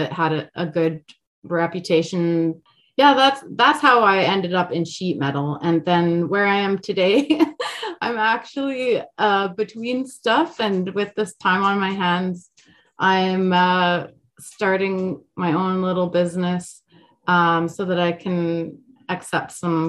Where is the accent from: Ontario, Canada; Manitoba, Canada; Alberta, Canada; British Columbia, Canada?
Alberta, Canada; I'm from Alberta, and then also the Swiss thing